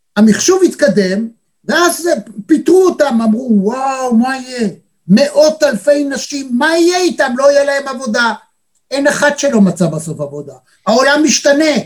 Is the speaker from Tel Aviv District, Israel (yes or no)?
yes; Tel Aviv, Tel Aviv District, Israel; אנחנו התל אביבים